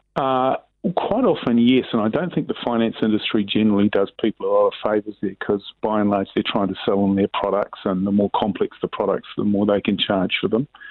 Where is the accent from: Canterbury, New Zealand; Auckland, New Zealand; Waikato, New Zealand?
Auckland, New Zealand; I grew up in Sunnyvale in West Auckland